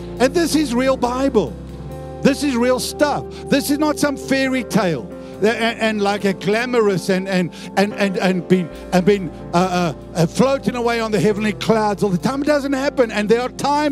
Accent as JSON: {"language": "English", "country": "South Africa", "moved": "yes", "lives_now": "Perth, Australia", "said": "I used to be South African, I'm now an Aussie."}